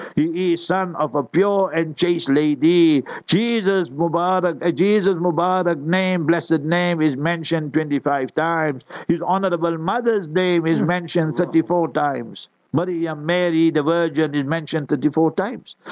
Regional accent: South Africa; I will be born in South Africa

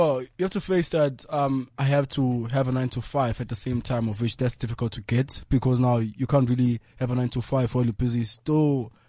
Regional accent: Soweto, Gauteng, South Africa; Originally born and raised in Soweto.

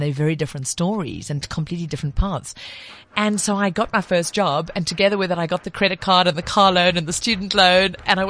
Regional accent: KwaZulu-Natal, South Africa; But you know, I my accent's all over the place, but I grew up in KZN.

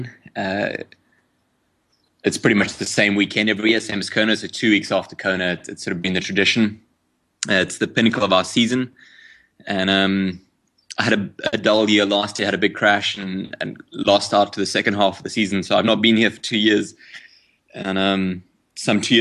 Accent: South Africa

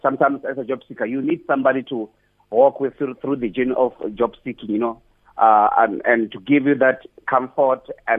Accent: Bolobedu, Limpopo, South Africa; now in Pretoria, South Africa; I'm originally from Abulawayo, a place called Midye

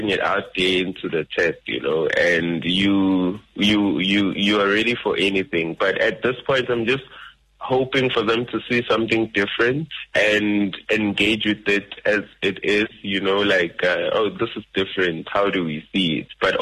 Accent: Nelspruit, Mpumalanga, South Africa; moved away; I am originally from Mpumalanga in Nelspruit

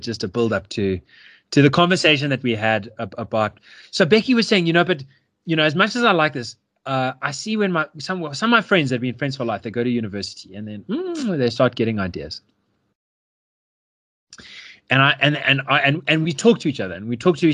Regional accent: Yeoville, Gauteng, South Africa; I come from Yeovil, this inner city suburb which is really not a good suburb.

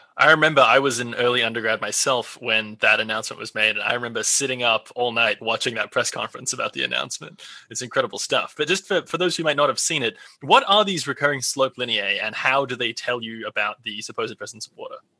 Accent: Australia; my home country, Australia

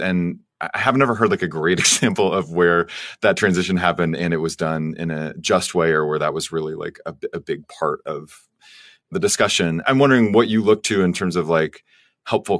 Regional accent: Oklahoma, United States; I grew up in Oklahoma, which is an oil and gas state

